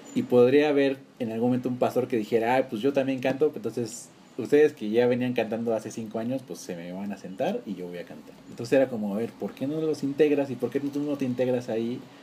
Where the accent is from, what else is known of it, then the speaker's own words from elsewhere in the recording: Durango, Mexico; moved away as an adult; now in Mexico City, Mexico; Yo en Durango estuve como hasta los acabando la universidad, 20